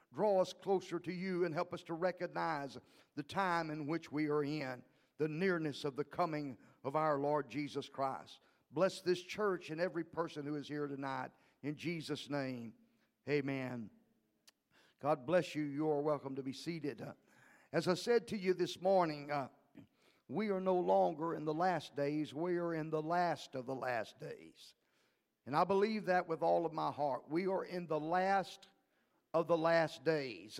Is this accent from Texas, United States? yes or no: yes; League City, Texas, United States; also born or lived in Livingston, Texas; I was raised in League City, Texas.